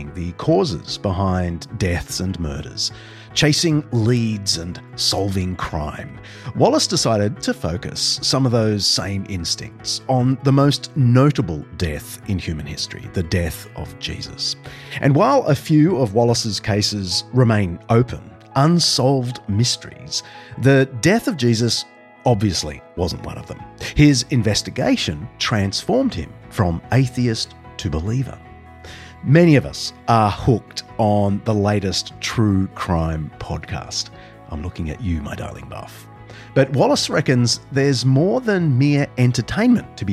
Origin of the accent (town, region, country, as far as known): New South Wales, Australia; born or raised there